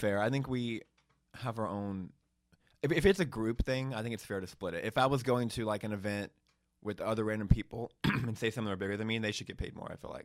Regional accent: Hoover, Alabama, United States; moved away as an adult; I grew up in Alabama

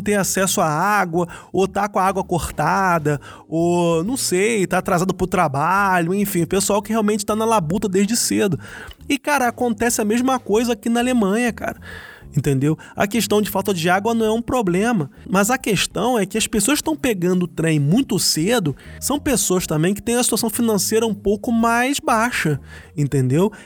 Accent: Rio de Janeiro, Brazil; now in Germany; Eu sou do Rio de Janeiro, eu pegava trem de manhã cedo

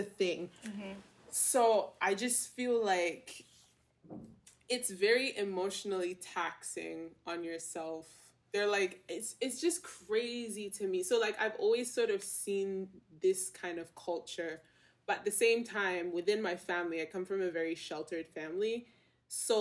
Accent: Lagos, Nigeria; moved away; I'm from Lasgidi, Lagos, Nigeria

